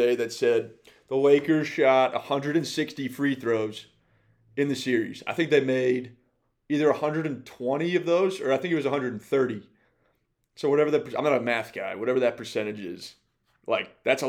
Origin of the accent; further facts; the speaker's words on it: Bay Area, California, United States; growing up in the Bay Area